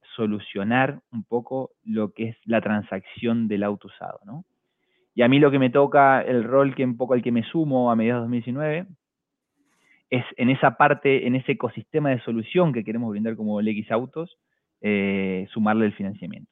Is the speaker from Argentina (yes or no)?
yes; Argentina; moved away as an adult; also born or lived in Buenos Aires; now in Chile; como todo argentino